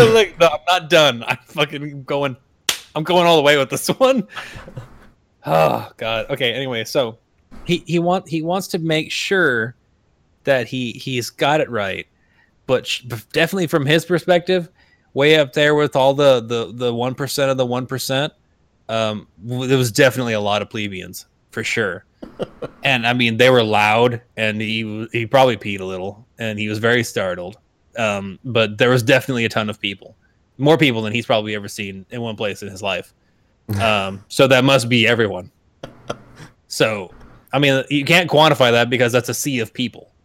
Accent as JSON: {"language": "English", "region": "Arizona", "country": "United States", "said": "we're both from Arizona"}